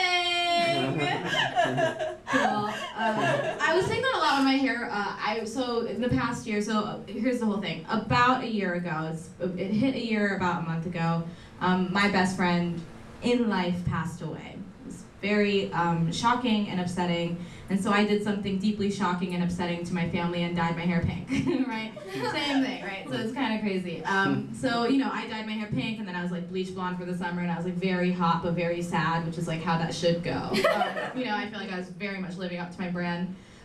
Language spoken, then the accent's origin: English; India; Being Indian is trendy now, but wasn't when I was growing up.